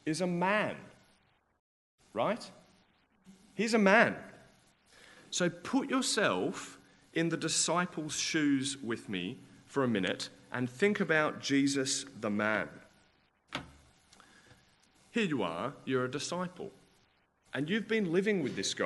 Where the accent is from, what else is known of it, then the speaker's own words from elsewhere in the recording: Australia; I'm Australian